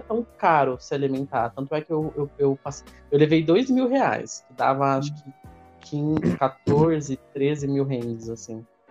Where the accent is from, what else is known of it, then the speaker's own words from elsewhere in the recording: Brazil; eu sou brasileiro